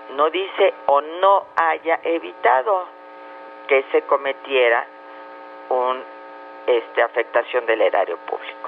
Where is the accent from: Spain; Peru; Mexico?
Mexico; como mexicanos